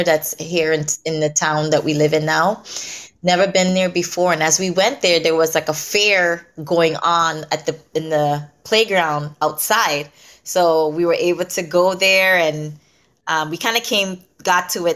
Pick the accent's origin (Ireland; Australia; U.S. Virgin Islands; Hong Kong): U.S. Virgin Islands; I grew up in St. Croix